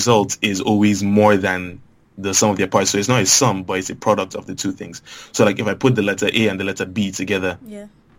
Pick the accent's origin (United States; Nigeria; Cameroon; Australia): Nigeria; Lagos; growing up in Lagos